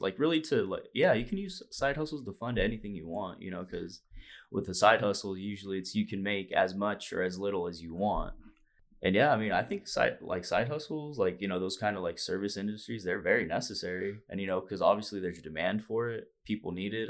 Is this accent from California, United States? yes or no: yes; Fresno, California, United States; moved away; all the boys back home, you know, home, hometown, Fresno, California